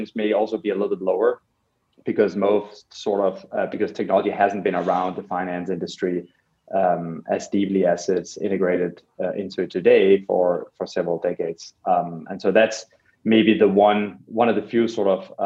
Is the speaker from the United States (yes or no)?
no; Copenhagen, Capital Region of Denmark, Denmark; moved away; I grew up in Copenhagen in Denmark